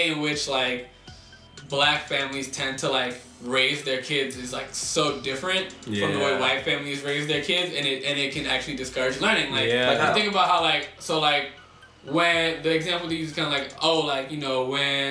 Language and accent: English; Silver Spring, Maryland, United States; moved away; I'm from Maryland originally, so this is, all this shit is taking place in Silver Spring, Maryland